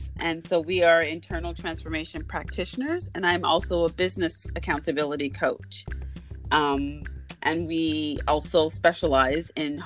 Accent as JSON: {"language": "English", "town": "Toronto", "region": "Ontario", "country": "Canada", "said": "we live in Toronto, so I'm from Toronto, downtown"}